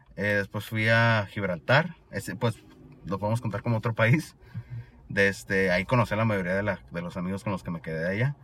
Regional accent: Sonora, Mexico; accent: Sonoran; also born or lived in Granada, Spain; Yo con mi acento sonorense acá

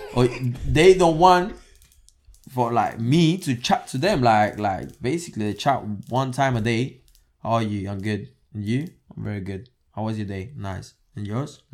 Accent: Spain; now in United Kingdom; I grew up in Spain

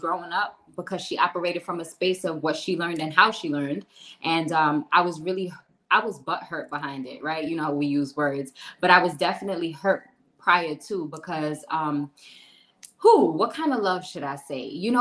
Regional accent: New York City, New York, United States; moved away as an adult; now in Florida, United States; Born and raised in Brooklyn, New York. Did everything in New York until I was 30 years old. And then I took my journey to Florida

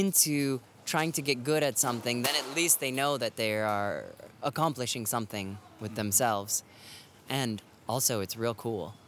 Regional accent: Florida, United States; now in Boston, United States; I live in Boston, but I'm originally from Florida

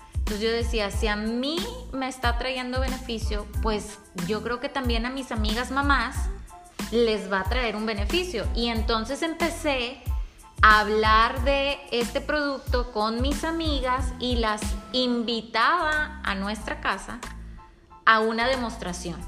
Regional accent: Monterrey, Nuevo León, Mexico; yo soy una mujer mexicana, nacida en Monterrey

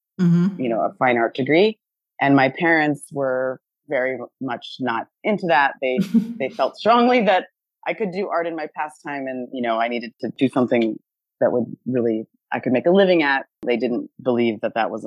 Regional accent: Dune Acres, Indiana, United States; So I grew up in the Midwest in the United States, not too far from Chicago in the state of Indiana. I grew up in a small township called Dune Acres

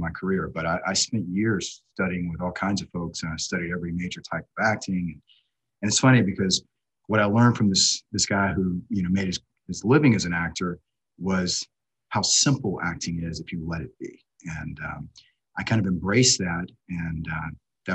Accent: Savannah, Georgia, United States; moved away as an adult; also born or lived in Washington, D.C.; I grew up in Savannah, Georgia.

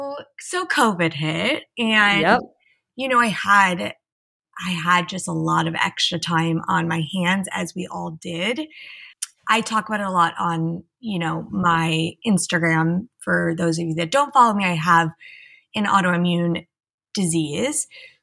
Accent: East Coast, United States; You know, I grew up on the East Coast. I went to sleepaway camp. I moved to LA. I went to USC.

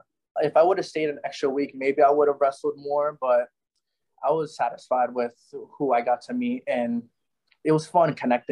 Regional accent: United States; I'm from America

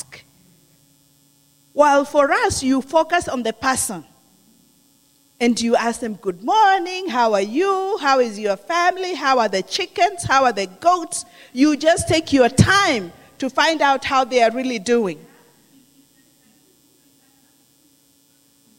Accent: Kenya; moved away; I'm from Kenya.

